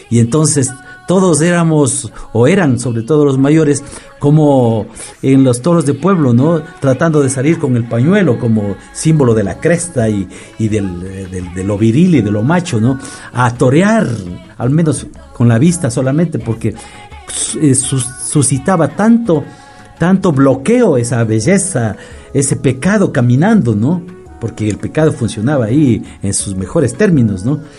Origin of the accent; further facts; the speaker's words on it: Ibarra, Imbabura, Ecuador; now in Quito, Ecuador; yo provengo de Ibarra